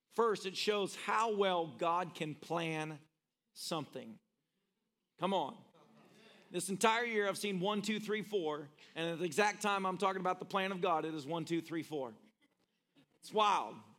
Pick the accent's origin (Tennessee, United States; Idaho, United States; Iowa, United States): Tennessee, United States; moved away; I'm originally a Tennessean